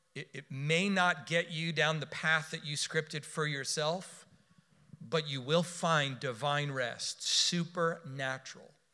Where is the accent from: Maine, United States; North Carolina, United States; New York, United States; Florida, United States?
Florida, United States; Miami; I was born in Miami. I was raised in South Florida.